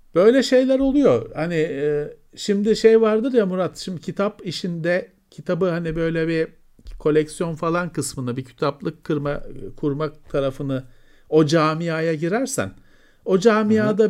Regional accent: Istanbul, Turkey

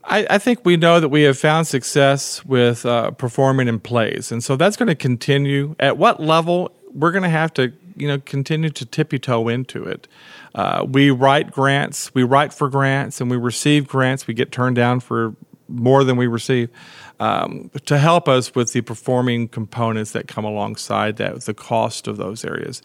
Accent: Brownwood, Texas, United States; I grew up in Brownwood

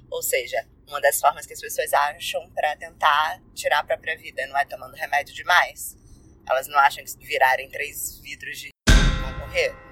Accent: Rio de Janeiro, Brazil; sou carioca

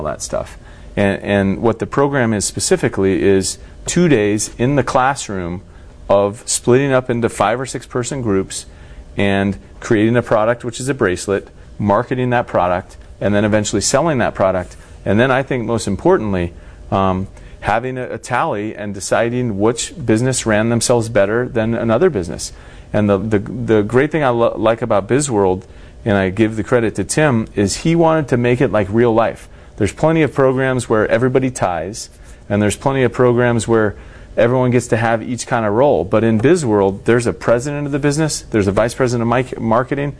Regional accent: Turlock, California, United States; also born or lived in Los Angeles; Where I grew up in Central California in a place called Turlock

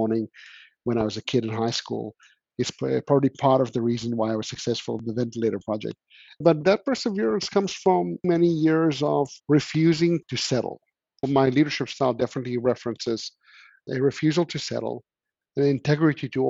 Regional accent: South Africa; being South African

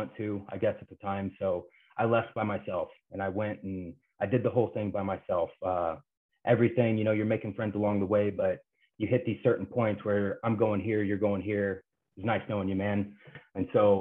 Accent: Kansas, United States; moved away; I grew up in a couple small towns in Kansas

